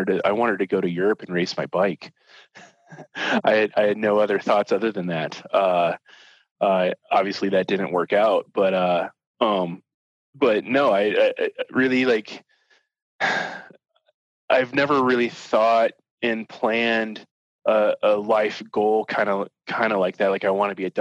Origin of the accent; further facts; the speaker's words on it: Southern Indiana, United States; moved away; I mainly grew up in Southern Indiana